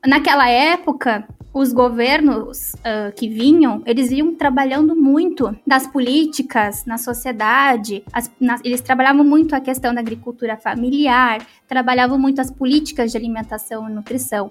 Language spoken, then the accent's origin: Portuguese; the South, Rio Grande do Sul, Brazil; accent: southern; Pelo sotaque vocês viram que eu sou aqui do Sul.